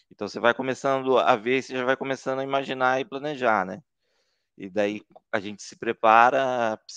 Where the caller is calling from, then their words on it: Taubaté, São Paulo, Brazil; Estou falando de Taubaté, São Paulo